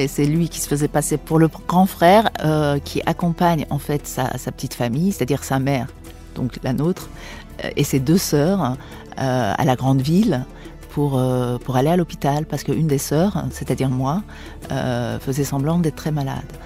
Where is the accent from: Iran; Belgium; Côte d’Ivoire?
Iran; Tehran, Tehran Province; first language Persian; French is a second language; now in Paris, France; j'ai grandi, je suis née à Téhéran, donc j'ai grandi, euh, dans une ville, euh, d'Orient